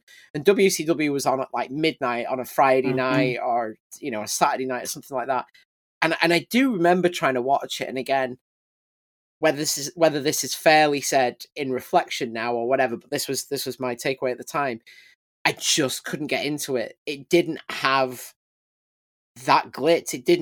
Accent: United Kingdom

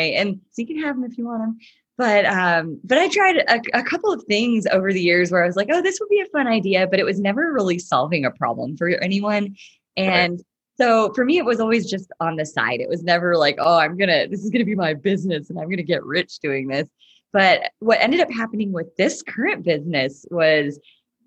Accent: Tyler, Texas, United States; I grew up in the beautiful town of Tyler, Texas, deep nice. In the heart of East Texas

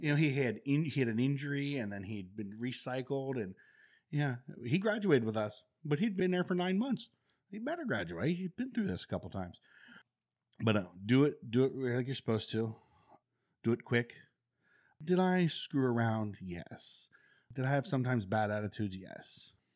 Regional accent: Denison and Yorkshire, Ohio, United States; moved away as an adult; also born or lived in Dover, Ohio / North Carolina; I was born in Dover, Ohio, and then I was raised in a little community south of Dover

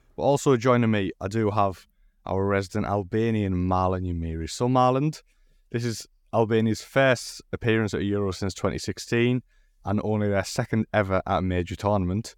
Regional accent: England, United Kingdom; the English representative today.

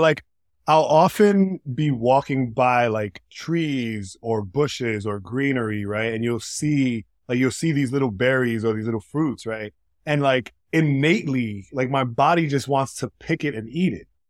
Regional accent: New York City, New York, United States; also born or lived in Washington Heights / Providence, Rhode Island; I grew up, um, here in the Bronx. I was here until I was about nine, ten years old. And then we moved to Providence, Rhode Island

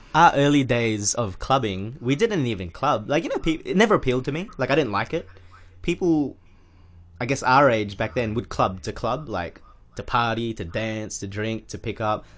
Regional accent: Australia; we're from Australia

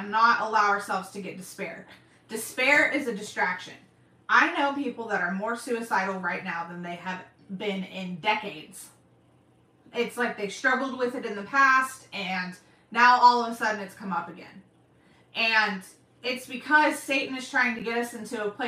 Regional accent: Oklahoma, United States; I say y'all because I'm from Oklahoma

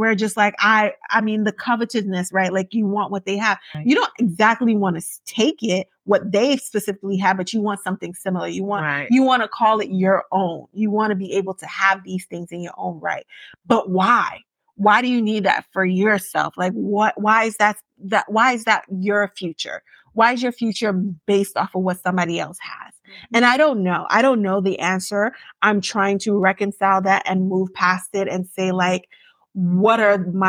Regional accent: Yorubaland, Nigeria; as a Nigerian, I'm going to say specifically Yoruba woman because I can't talk about every tribe. Mm-hmm. But as a Yoruba person who grew up in a Yoruba household

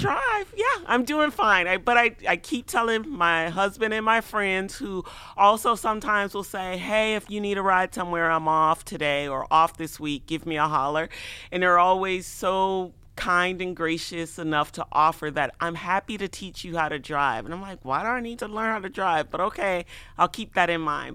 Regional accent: Chicago, Illinois, United States; moved away as an adult; now in Iowa City, United States; I grew up in Chicago, none of us really had cars

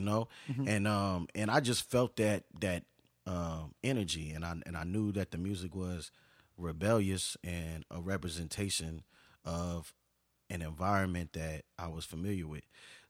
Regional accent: Detroit, Michigan, United States; also born or lived in Hartford, Connecticut / Houston, Texas; My family, we're from Detroit, and. You know, we came to, moved around a little bit when I was small. Connecticut, I used to live in Hartford, Connecticut. And also, you know, we came to Texas when my father got a job here in Houston.

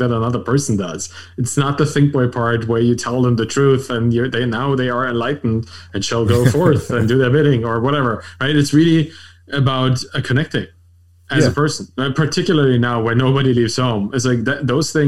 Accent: Berlin, Germany; I'm German, I'm European, I'm like from Berlin.

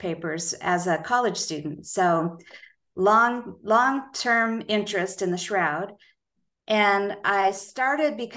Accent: Boulder, Colorado, United States; a member of the church that I attended growing up in Boulder, Colorado

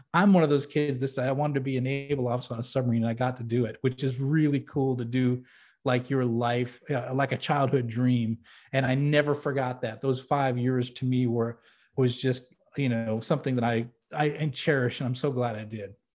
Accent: New Hampshire, United States; I grew up in New England, actually in New Hampshire

